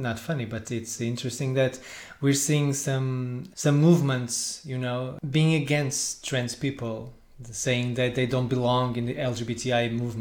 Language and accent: English; Portugal; we are from Portugal